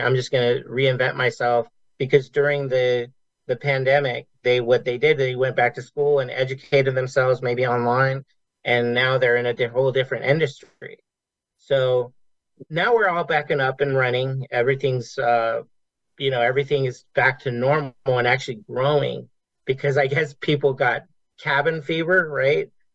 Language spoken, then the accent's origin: English; Las Vegas, Nevada, United States; I grew up here in Vegas